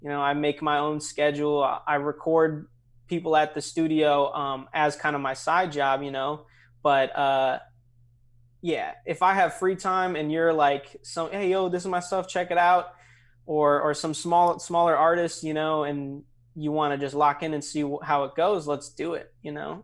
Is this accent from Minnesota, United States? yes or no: yes; St. Louis Park, Minnesota, United States; now in Chicago, United States; I grew up in, uh, Saint Louis Park, Minnesota, which is right outside Minneapolis